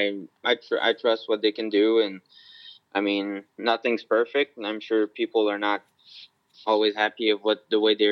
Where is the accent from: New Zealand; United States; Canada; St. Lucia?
Canada; we're Canadian